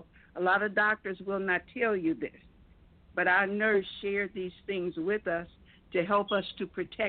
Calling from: Flint, Michigan, United States; I'm calling from Flint, Michigan.

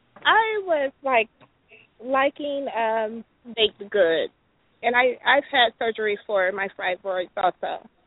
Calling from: Gainesville, Florida, United States; I'm calling from Gainesville, Florida.

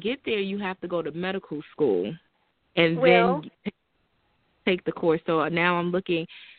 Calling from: New Jersey, United States; Tonight, I'm calling from New Jersey.

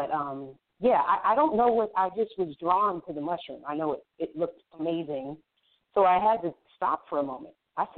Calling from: Brooks, Georgia, United States; I'm in Brooks, Georgia, which is about 45 minutes from Atlanta in Georgia.

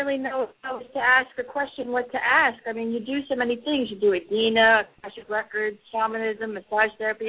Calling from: New York, United States; I'm calling from New York.

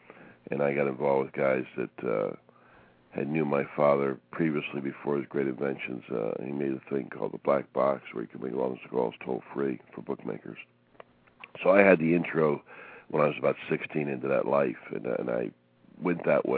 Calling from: Fort Lauderdale, Florida, United States; Fort Lauderdale, Florida.

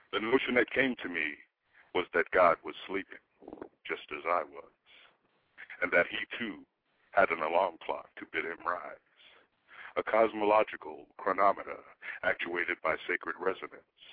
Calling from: near Daytona Beach, Florida, United States; calling you actually from a, a small town about 20 minutes from Daytona Beach and maybe 30 minutes from Orlando.

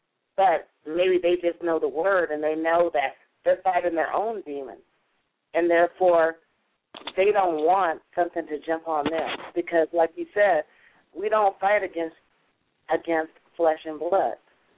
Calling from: California, United States; Oh, California.

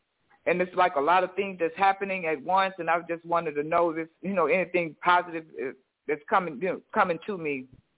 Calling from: Houston, Texas, United States; I'm calling from Houston.

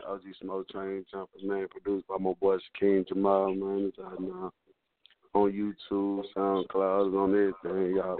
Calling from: Houston, Texas, United States; I'm calling from Houston, Texas. Field Ward, the Jungle Park.

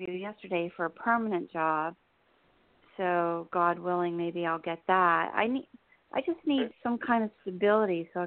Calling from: New Jersey, United States; in New Jersey.

